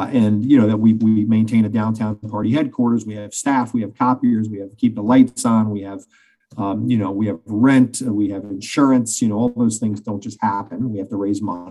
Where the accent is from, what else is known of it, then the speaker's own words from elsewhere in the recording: Cincinnati, Ohio, United States; I'm a native West Sider